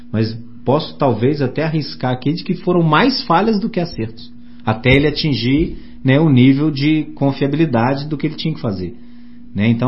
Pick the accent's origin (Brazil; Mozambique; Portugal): Brazil; Santos Dumont, Minas Gerais; Eu sou da cidade de Santos Dumont, onde nasceu o pai da aviação